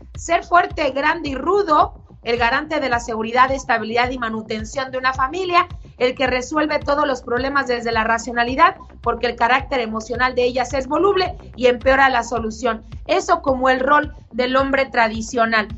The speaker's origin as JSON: {"language": "Spanish", "country": "Mexico", "moved": "yes", "lives_now": "United States"}